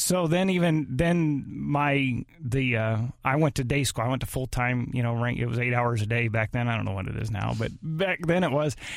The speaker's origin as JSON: {"language": "English", "town": "Arnold", "country": "United States", "tie": "born or raised there", "said": "we lived in Arnold. I grew up in Arnold."}